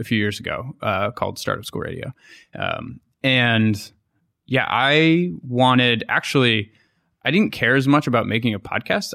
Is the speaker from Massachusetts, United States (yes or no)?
yes; Boston, Massachusetts, United States; moved away as an adult; also born or lived in New York; I'm from Boston or near Boston